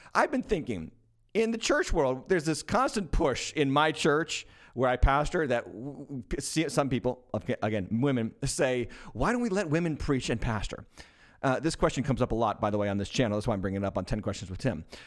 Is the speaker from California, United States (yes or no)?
no; Massachusetts, United States; my home state, the capital city of my home state, Boston, Massachusetts